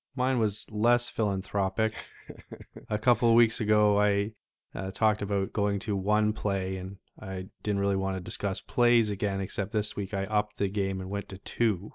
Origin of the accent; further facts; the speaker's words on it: Canada; just being Canadian